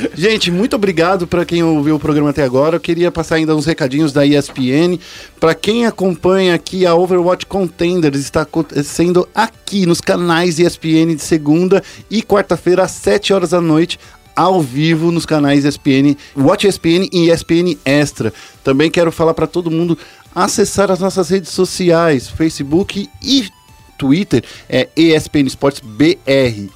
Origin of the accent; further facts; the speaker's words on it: São Paulo, Brazil; eu morei, eu nasci no Capão Redondo